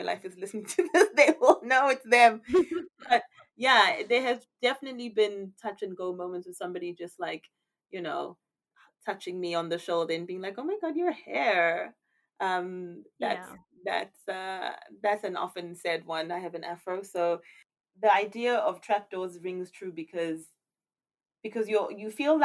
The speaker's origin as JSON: {"language": "English", "country": "South Africa", "moved": "yes", "said": "being South African, obviously there are many instances where you end up in, obviously you're black and you're in a majority black country, but then moving here"}